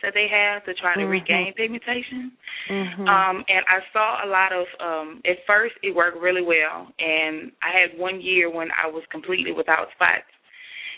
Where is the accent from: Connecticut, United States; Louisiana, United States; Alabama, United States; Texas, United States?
Louisiana, United States; Baton Rouge; I'm born and raised in Baton Rouge, Louisiana